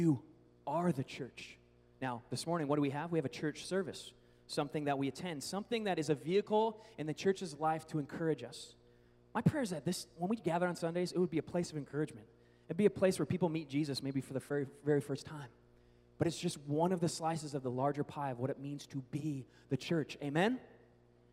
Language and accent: English; Seattle, Washington, United States; now in Oklahoma, United States; I grew up in Seattle in the Northwest